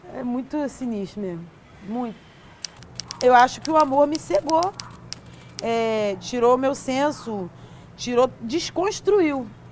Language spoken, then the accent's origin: Portuguese; Rio de Janeiro, Brazil; Eu nasci no Rio Comprido, é, zona norte do Rio de Janeiro, uma área de favelas